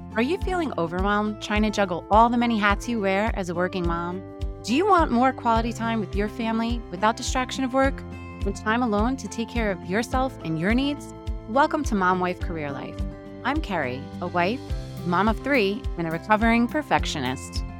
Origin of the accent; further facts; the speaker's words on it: New York City, New York, United States; moved away; I was born and raised in Queens, New York, which I'm sure you could tell a little bit by my accent